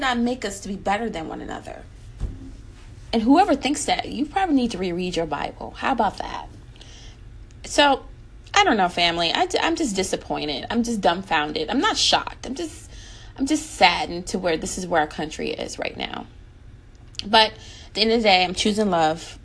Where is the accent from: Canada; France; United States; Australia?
United States